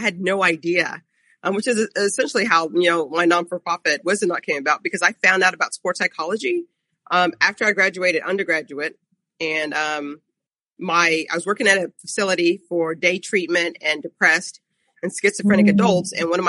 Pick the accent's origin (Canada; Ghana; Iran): Ghana; now in United States; So I'm actually originally from Ghana, and when I came to the United States was in the late 70s